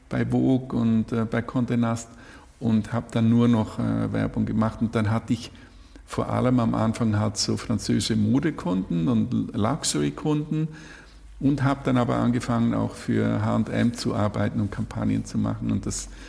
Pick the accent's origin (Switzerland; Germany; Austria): Switzerland; Zurich; Oh, ich komme aus, aus der Nähe von Zürich.